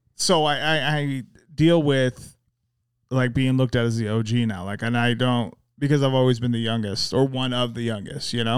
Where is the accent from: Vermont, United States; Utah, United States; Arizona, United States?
Utah, United States; Magna; we're both from Magna.